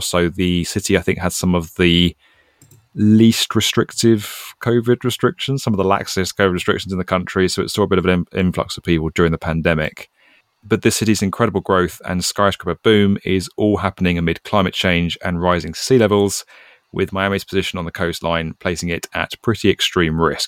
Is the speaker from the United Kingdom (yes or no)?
yes; United Kingdom; As a British guy